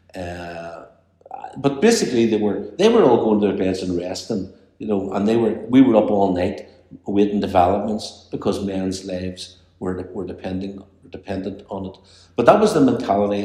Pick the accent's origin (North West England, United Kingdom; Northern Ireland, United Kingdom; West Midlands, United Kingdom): Northern Ireland, United Kingdom; Belfast; I grew up in Corby Way with Greta Healy, his wife.